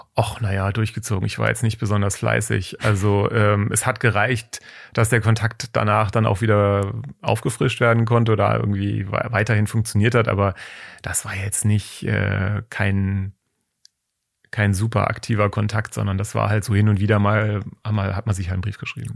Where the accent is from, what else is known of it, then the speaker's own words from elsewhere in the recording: Taunus, Hesse, Germany; ich bin im Taunus aufgewachsen